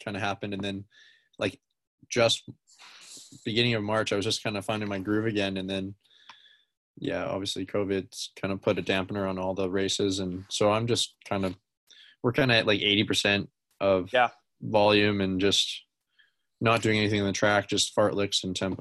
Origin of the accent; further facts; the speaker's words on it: Surrey, British Columbia, Canada; Growing up in Vancouver or in Surrey